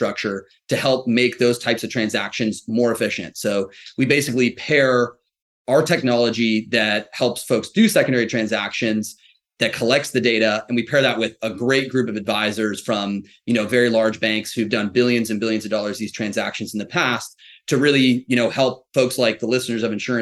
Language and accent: English; Ross, California, United States; I grew up in the San Francisco Bay Area, so heart of tech land. If you want to know the town, a little town called Ross, north of San Francisco